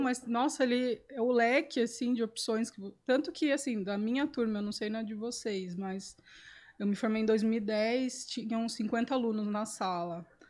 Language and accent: Portuguese; Sorocaba, São Paulo, Brazil; eu sou daqui de Sorocaba